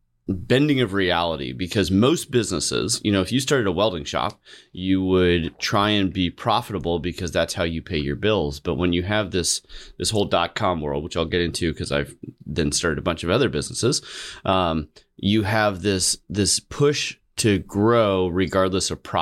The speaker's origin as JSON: {"language": "English", "region": "California", "country": "United States", "tie": "born or raised there", "said": "I grew up in the San Francisco Bay Area."}